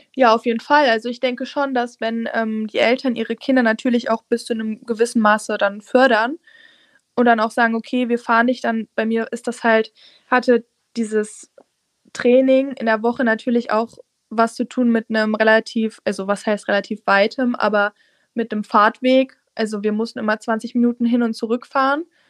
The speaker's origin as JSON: {"language": "German", "region": "Saxony-Anhalt", "country": "Germany", "lives_now": "Halle, Germany", "said": "ich komme aus Sachsen-Anhalt, ich wohne in der Nähe von Aschersleben, also da wohnt meine Mutti"}